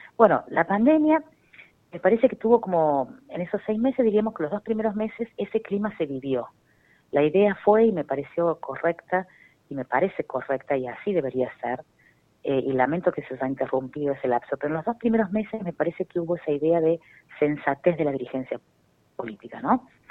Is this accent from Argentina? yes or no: yes; Argentina